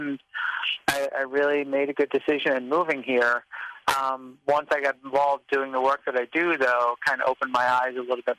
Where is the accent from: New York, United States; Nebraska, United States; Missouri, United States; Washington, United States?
New York, United States; moved away as an adult; now in Chicago, United States; I'm actually from the East Coast. I studied and lived and grew up in New York.